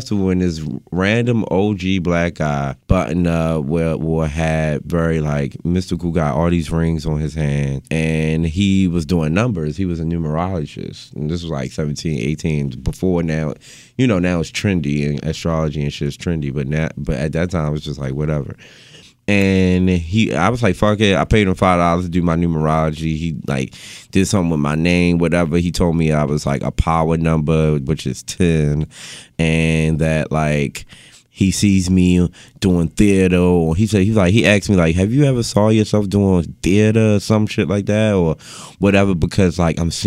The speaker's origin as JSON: {"language": "English", "town": "Baltimore", "region": "Maryland", "country": "United States", "tie": "born or raised there", "said": "downtown West Baltimore. I grew up around Pennsylvania Avenue and MLK, right in the heart of the city."}